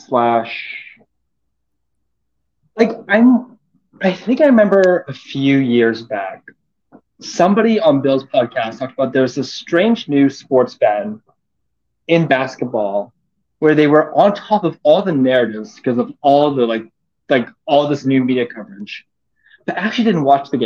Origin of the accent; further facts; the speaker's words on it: Vancouver, British Columbia, Canada; I'm from Vancouver